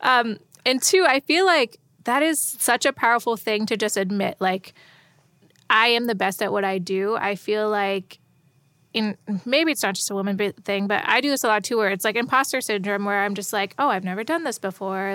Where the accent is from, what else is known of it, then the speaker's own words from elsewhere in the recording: Youngstown, Ohio, United States; I grew up in Youngstown, right outside of Cleveland